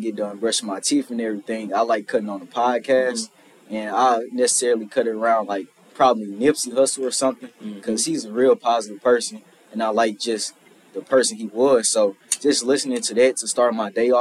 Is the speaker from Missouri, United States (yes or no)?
yes; St. Louis, Missouri, United States; moved away as an adult; now in Memphis, United States; I'm from St. Louis, Missouri